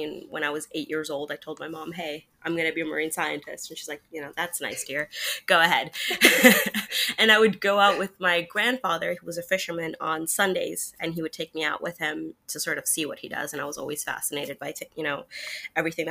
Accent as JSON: {"language": "English", "country": "Germany", "tie": "born or raised there", "moved": "as an adult", "lives_now": "Florida, United States", "said": "I grew up in Germany, and I was not close to an ocean whatsoever"}